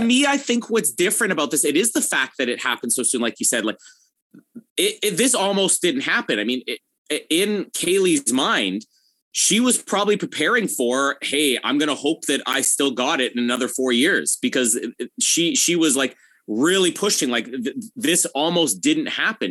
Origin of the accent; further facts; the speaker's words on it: Canada; as a Canadian